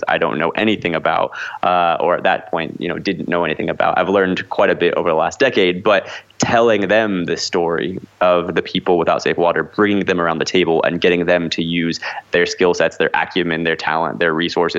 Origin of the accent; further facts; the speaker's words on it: Midwest, United States; now in Los Angeles, United States; I grew up in the Midwest, did a lot of professional theater, you know, joined the Actors Equity Union as a young person.